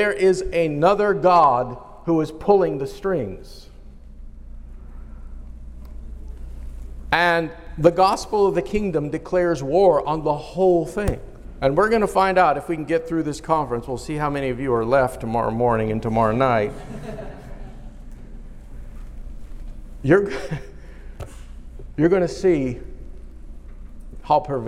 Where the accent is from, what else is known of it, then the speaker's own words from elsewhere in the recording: United States; I am an American citizen